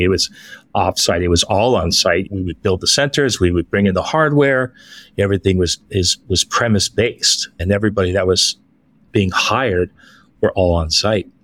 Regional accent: San Francisco, California, United States; moved away as an adult; now in Philippines; I'm originally from San Francisco, California

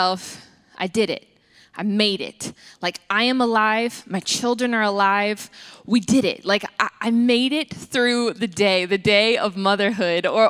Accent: Atlanta, Georgia, United States; I am from South Atlanta, and we call our grandmothers mamas

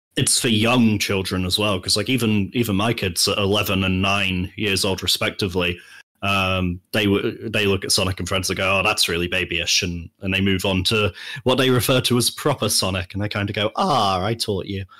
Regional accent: United Kingdom; I'm British

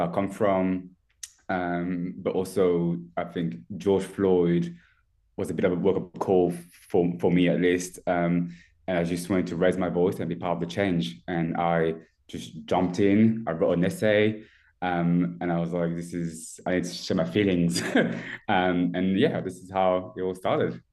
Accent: France; moved away as an adult; I was born and raised in France. I moved here um, 12 years ago. So I was pretty much 18 on my own as a au pair

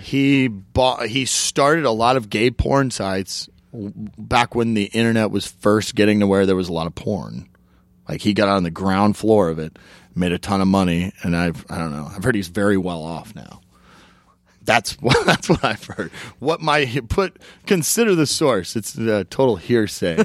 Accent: Oklahoma, United States; I'm from Oklahoma

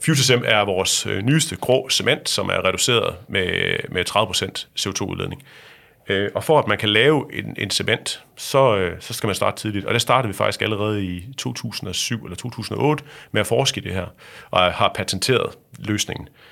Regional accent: Thy, North Denmark Region, Denmark; Jeg er vokset op ude i Thy

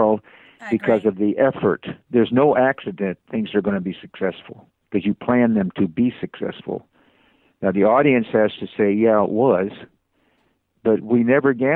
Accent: Midwest, United States; I grew up in the Midwest

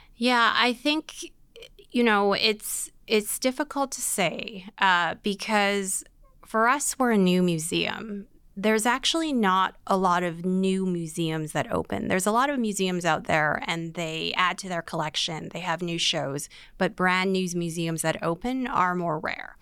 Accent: Vancouver, British Columbia, Canada; I was born in Vancouver. I am Chinese Canadian, many generations

